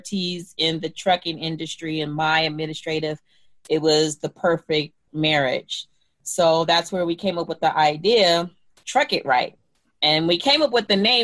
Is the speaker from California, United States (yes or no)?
yes; California, United States; I am a Cali gal, and I grew up somewhat everywhere in California, West LA, South Central, Culver City, just all over